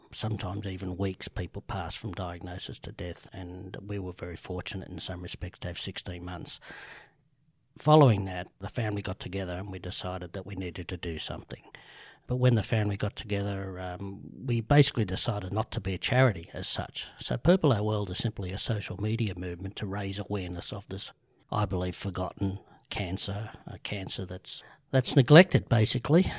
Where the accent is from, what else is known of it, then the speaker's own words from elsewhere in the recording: Sydney, New South Wales, Australia; grew up in the eastern suburbs, um, from Rose Bay to Bellevue Hill to North Bondi, back to Vaucluse, back to Bellevue Hill